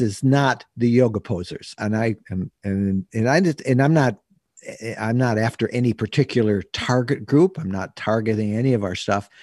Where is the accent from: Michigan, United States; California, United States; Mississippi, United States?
Michigan, United States; Bay City; When I was twelve years old, growing up in Bay City, Michigan